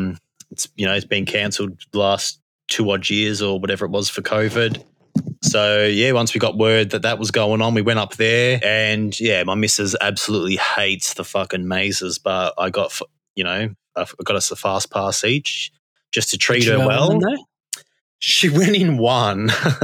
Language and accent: English; Victoria, Australia; I'm from Victoria. I travelled far.